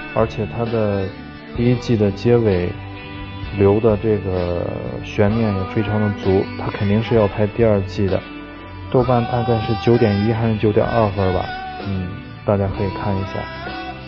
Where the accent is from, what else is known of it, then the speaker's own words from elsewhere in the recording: China; 作为中国人